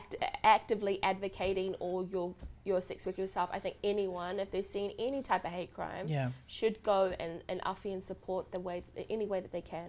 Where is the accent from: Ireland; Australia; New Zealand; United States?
New Zealand; Auckland; growing up on Karangahape Road